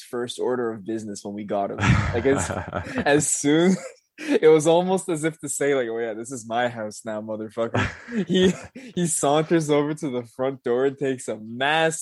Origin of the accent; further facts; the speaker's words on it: Canada; as a Canadian